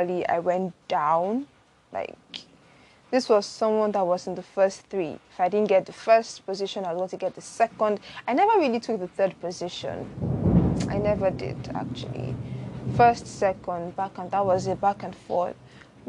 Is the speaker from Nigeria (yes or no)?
yes; Lagos, Nigeria; also born or lived in Benin City, Edo State, Nigeria; I was born in Benin, but I grew up in Lagos. Most of my childhood was in Lagos, actually.